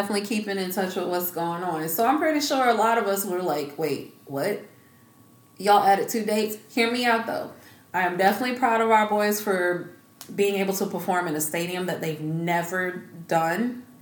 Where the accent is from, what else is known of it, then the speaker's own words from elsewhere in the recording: Georgia, United States; moved away; I'm originally from Georgia